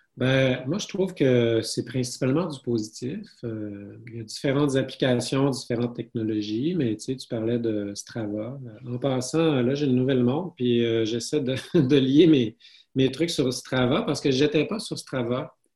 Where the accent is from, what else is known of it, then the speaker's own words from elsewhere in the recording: Saguenay, Quebec, Canada; je suis originaire du Saguenay